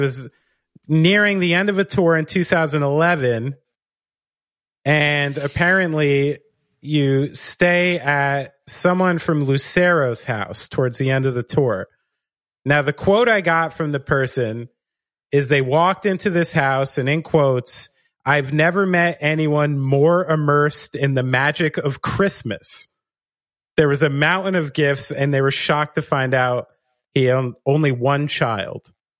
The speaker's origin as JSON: {"language": "English", "region": "New York", "country": "United States", "said": "I'm from around New York City."}